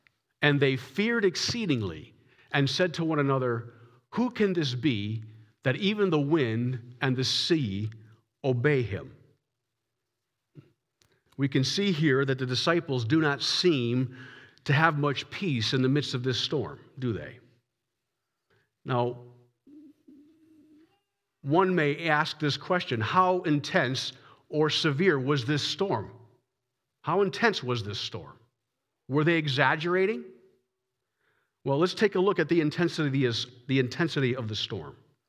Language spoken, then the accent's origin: English; Massachusetts, United States; When I was growing up in Massachusetts, I always had a German Shepherd in the house.